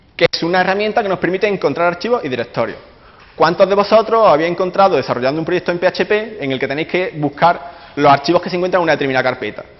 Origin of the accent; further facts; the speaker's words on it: Córdoba, Andalusia, Spain; now in London, United Kingdom; vengo de Córdoba, eh, actualmente resido en Londres